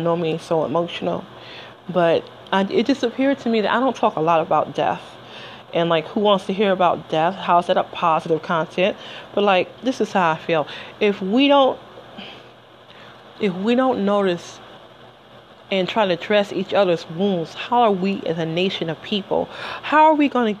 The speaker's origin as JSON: {"language": "English", "town": "Detroit", "region": "Michigan", "country": "United States", "tie": "born or raised there", "moved": "as an adult", "said": "I lived in Detroit for the first 20 years of my life. 2 weeks after my 20th birthday, I moved"}